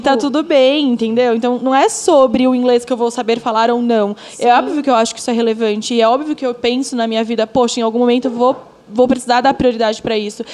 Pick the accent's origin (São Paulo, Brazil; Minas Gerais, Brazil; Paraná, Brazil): São Paulo, Brazil; sou uma pessoa que nasci no Capão Redondo, periferia de São Paulo, filha de uma mãe que me criou praticamente sozinha